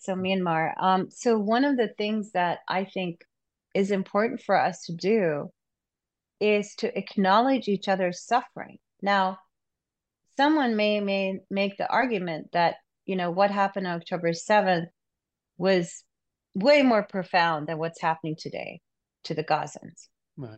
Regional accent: Pakistan; moved away; I'm originally from Pakistan

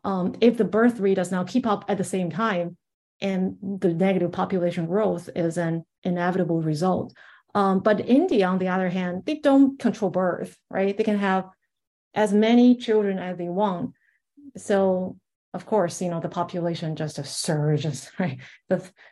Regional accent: China; moved away as an adult; now in Boston, United States; No, I grew up in China.

